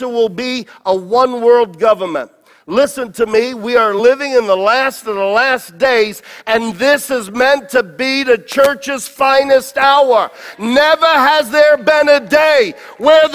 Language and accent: English; United States; I'm an American and I love this country